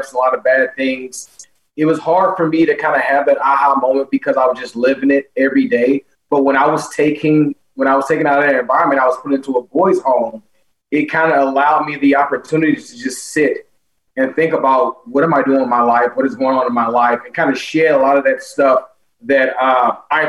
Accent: St. Louis, Missouri, United States; Growing up in St. Louis was extremely tough

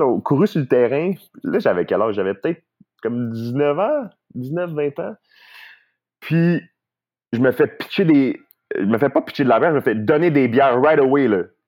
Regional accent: Laval, Quebec, Canada; also born or lived in Kent; je viens de Montréal, Laval

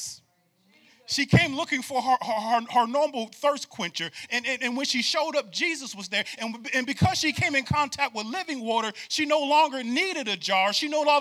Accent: New York, United States; moved away; I grew up in New York too

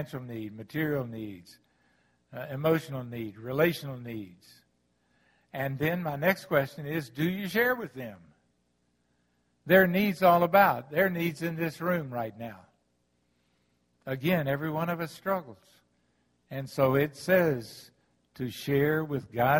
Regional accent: the South, United States; I'm from the South

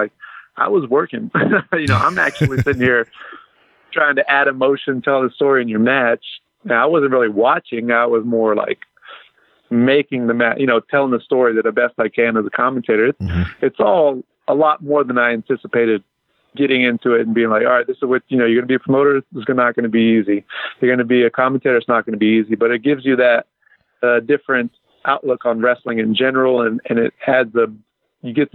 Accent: Abilene, Texas, United States; I grew up in Abilene as a big wrestling fan.

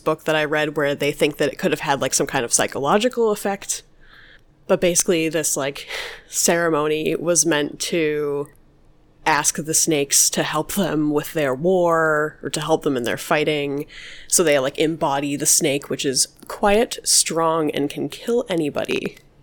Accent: New Mexico, United States; my childhood growing up in New Mexico

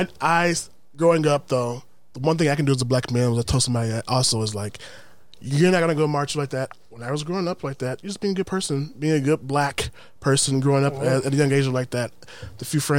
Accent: Milwaukee, Wisconsin, United States; moved away; I'm from Milwaukee. I grew up in Milwaukee where it's like predominantly black

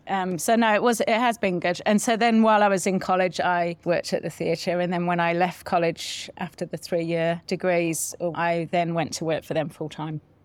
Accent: Solihull, West Midlands, United Kingdom; now in New Zealand; In a place called Solihull, just in the West Midlands

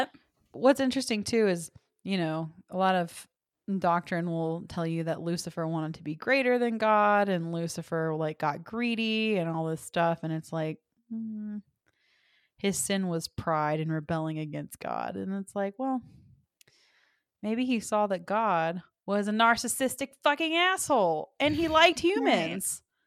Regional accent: the South, United States; It's so interesting because I'm from the South and there are so many people that have the exact same upbringing, the exact same church, the exact same teachings

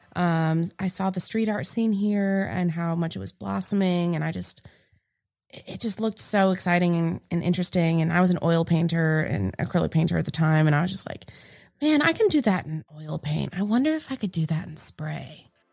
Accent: New England, United States; moved away as an adult; also born or lived in Florida; now in Greensboro, United States; I'm originally from New England

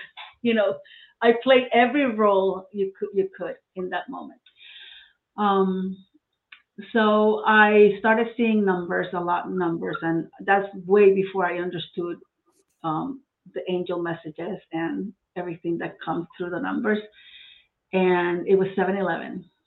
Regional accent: Puerto Rico; moved away as an adult; now in Florida, United States; I'm from Puerto Rico. I was born and, and raised there

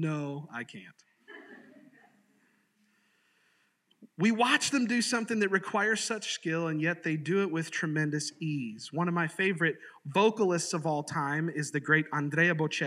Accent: Sarasota, Florida, United States; I grew up in Sarasota, Florida

